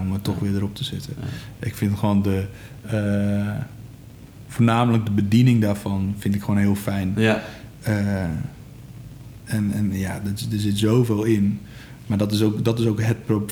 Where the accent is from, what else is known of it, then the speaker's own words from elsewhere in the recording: Egmond, North Holland, Netherlands; ik kom zo uit Egmond